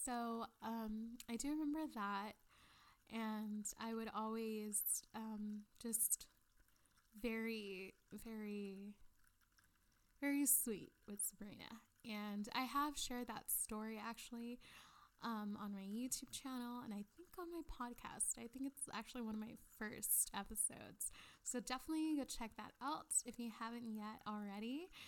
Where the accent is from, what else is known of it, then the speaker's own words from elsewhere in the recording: Maine, United States; I grew up in Maine on Cemetery Road.